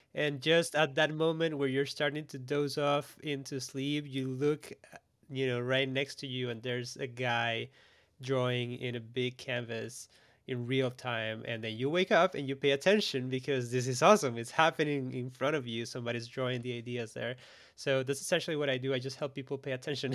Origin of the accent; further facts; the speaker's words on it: Costa Rica; born and raised in Costa Rica